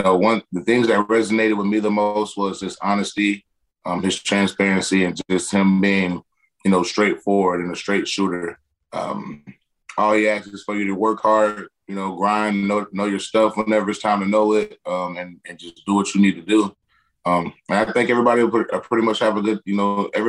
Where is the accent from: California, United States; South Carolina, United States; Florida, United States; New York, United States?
Florida, United States; Perry; also born or lived in Madison, Florida; I was born in Madison, but I grew up in Perry